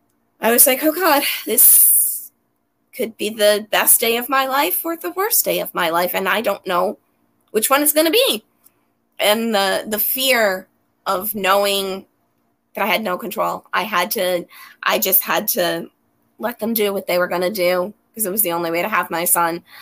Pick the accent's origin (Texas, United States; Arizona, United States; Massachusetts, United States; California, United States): Massachusetts, United States; moved away as an adult; now in New York, United States; I grew up in Massachusetts